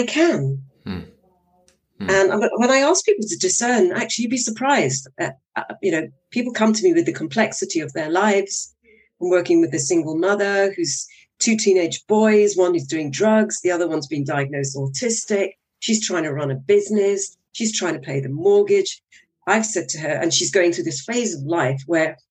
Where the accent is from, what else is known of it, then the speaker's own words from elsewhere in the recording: Guyana; moved away; when I was growing up in Guyana for 7 years, we went to school with in an armored vehicle